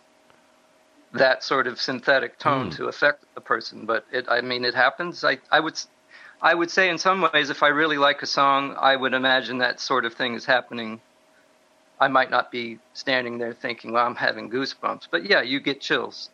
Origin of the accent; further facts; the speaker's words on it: South Florida, United States; growing up in South Florida. We had really nice radio stations when I was growing up.